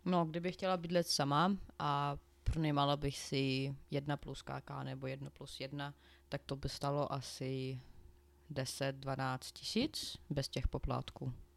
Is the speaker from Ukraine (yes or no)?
yes; Ukraine; Czech is a second language; now in Czech Republic; u nás na Ukrajině my počítáme trošku jinak než vy tady